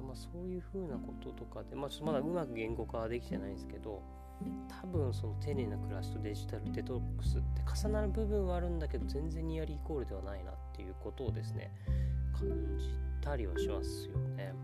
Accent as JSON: {"language": "Japanese", "region": "Okinawa", "country": "Japan", "tie": "born or raised there", "said": "僕が沖縄出身で、やっぱ沖縄だとやっぱカツカツでっていう人たちをいっぱい見てきてます"}